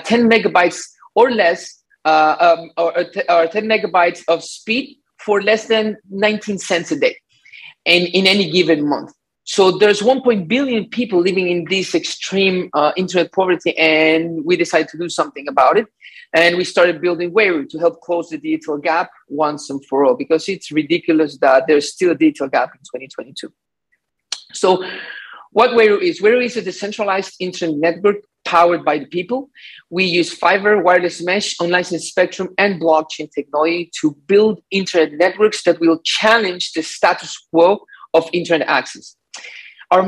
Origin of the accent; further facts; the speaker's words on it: Ecuador; now in Miami, United States; I am from Ecuador, but I live in Miami